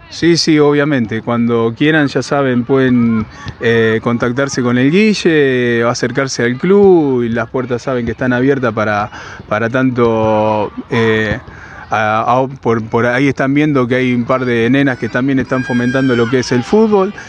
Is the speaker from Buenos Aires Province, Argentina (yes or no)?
no; Carreras, Santa Fe, Argentina; haber vuelto eh, a mi pueblo, que yo soy oriundo de la localidad de Carreras